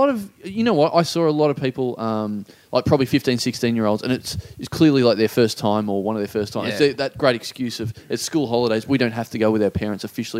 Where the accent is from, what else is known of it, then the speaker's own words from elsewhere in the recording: Maryborough, Victoria, Australia; now in Melbourne, Australia; Maryborough is my hometown.